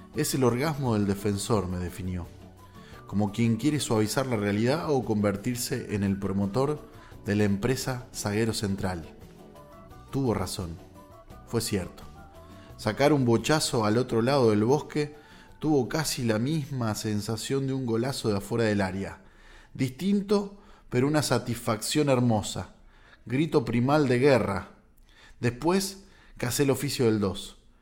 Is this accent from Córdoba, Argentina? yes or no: no; General Alvear, Buenos Aires Province, Argentina; Yo nací en General Alvear, el centro de la provincia de Buenos Aires